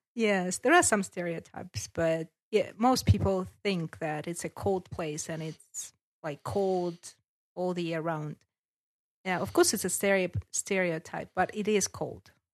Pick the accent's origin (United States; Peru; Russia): Russia; Siberia; English is a second language; moved away as an adult; now in North Caucasus, Russia; I am originally from Siberia. I was born there